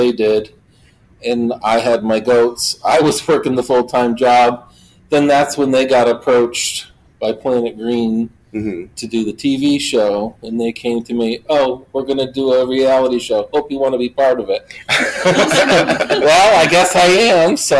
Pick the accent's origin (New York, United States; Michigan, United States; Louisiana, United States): New York, United States; Sharon Springs; I grew up in Sharon Springs. I grew up on a cow dairy farm.